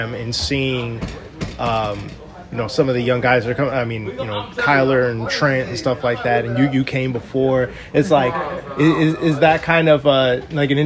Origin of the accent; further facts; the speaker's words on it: Chicago, Illinois, United States; moved away; I'm originally from the Chicagoland